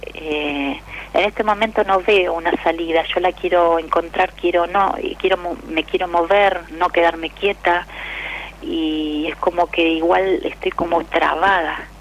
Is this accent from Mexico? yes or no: no; La Plata, Buenos Aires Province, Argentina; Yo soy de, La Plata, Los Hornos